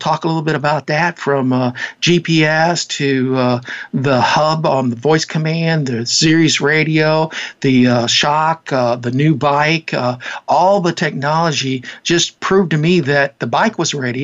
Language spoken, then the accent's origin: English; Leesville, Louisiana, United States; moved away; also born or lived in Annandale; I went on down to my hometown, down to Leesville, Louisiana